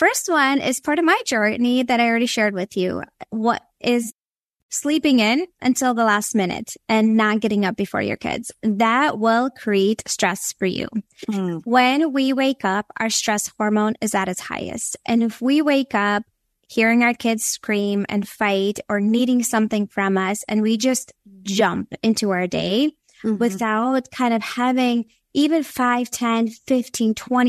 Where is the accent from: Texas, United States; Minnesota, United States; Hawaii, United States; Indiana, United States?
Minnesota, United States; moved away as an adult; also born or lived in Latvia; now in Florida, United States; I was born in Latvia, which is in Europe. So I have a mixture of all these things in my background. I moved to the States when I was 9, but yes, so I grew up in Minnesota for a big chunk of my life.